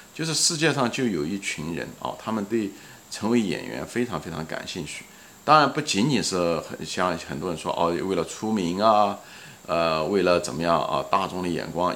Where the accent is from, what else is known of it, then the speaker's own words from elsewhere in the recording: China; 我们是中国人